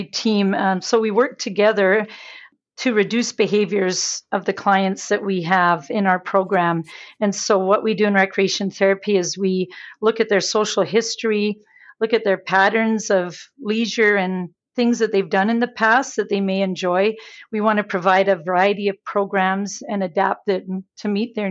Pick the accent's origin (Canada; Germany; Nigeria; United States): Canada; Pincher Creek, Alberta; I grew up in the beautiful area of Pincher Creek, Alberta.